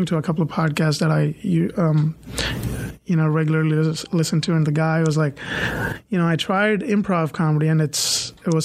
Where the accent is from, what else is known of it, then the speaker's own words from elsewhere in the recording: India; moved away as an adult; also born or lived in Michigan / Raleigh / Cary; now in Chapel Hill, United States; I was born in a generation in India where everybody wanted to become a doctor or an engineer